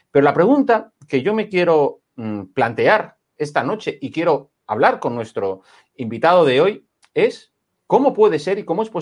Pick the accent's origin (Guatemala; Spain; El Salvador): Spain; Catalonia; now in Barcelona, Spain; soy catalán.